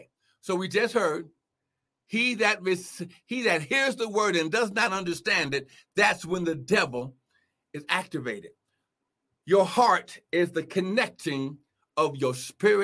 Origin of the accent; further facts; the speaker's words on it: Cincinnati, Ohio, United States; I'm from Cincinnati